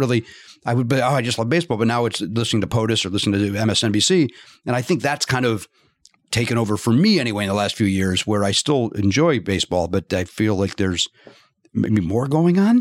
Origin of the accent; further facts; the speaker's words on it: Chicago, Illinois, United States; we grew up in Chicago